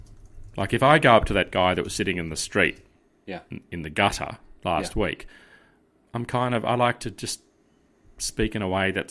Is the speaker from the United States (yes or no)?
no; Australia; accent: Australian; Yeah, the Australian-ness, yeah.